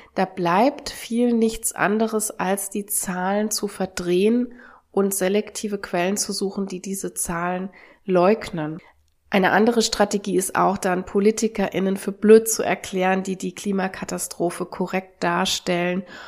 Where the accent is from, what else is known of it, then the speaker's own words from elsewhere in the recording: Germany; auch hier bei uns in Deutschland